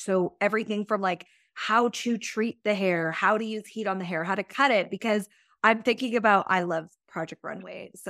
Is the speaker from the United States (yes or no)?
no; England, United Kingdom; moved away; England is actually where I was born and where I'm from